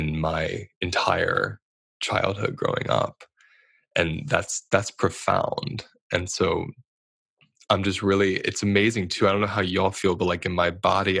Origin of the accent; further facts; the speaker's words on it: southern Pennsylvania, United States; I grew up in southern Pennsylvania